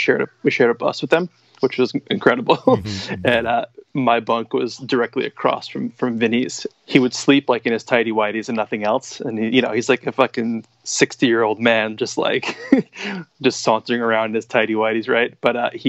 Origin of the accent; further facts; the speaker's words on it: Levittown, New York, United States; moved away as an adult; now in Brooklyn, United States; I'm personally from Levittown.